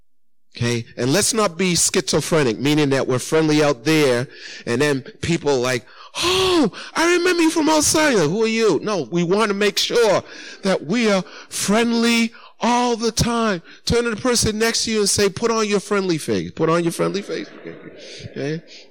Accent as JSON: {"language": "English", "region": "Massachusetts", "country": "United States", "tie": "born or raised there", "said": "Because though I was raised here in Massachusetts, there's one thing I know about us people from Massachusetts."}